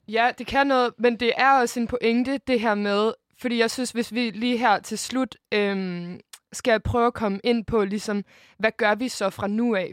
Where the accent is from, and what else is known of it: Denmark